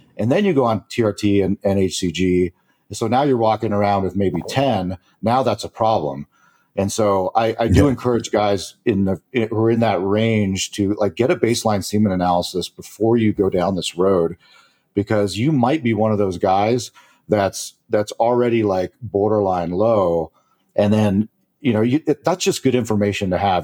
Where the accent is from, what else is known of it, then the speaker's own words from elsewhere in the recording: Spain; moved away; I was born I was born in Spain